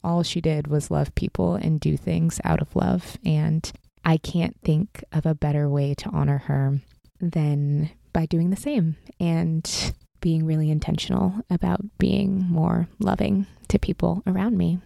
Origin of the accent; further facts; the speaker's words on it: Pacific Northwest, United States; moved away as an adult; now in Southern California, United States; I grew up in the Pacific Northwest, was born and raised there.